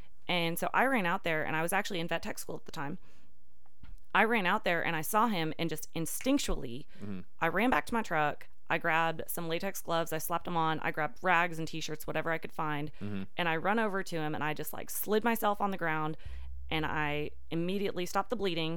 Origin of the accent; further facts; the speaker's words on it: Washington, United States; moved away as an adult; also born or lived in Southern Oklahoma; now in Tulsa, United States; I'm actually originally from Washington State